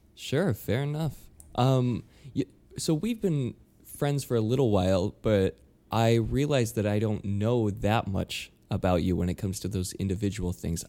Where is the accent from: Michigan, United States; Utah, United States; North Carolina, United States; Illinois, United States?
Utah, United States; moved away as an adult; now in New York, United States; born and raised in, in Utah